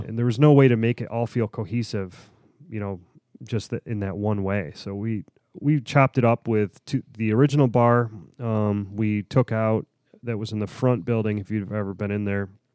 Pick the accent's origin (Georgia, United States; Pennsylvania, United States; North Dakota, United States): Pennsylvania, United States; Pittsburgh; I'm, I'm from Pittsburgh